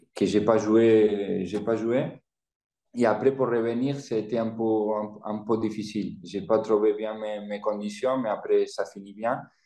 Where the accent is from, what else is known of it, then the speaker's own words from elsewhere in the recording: Argentina; French is a second language; moved away as an adult; also born or lived in Italy; je viens de l'Argentine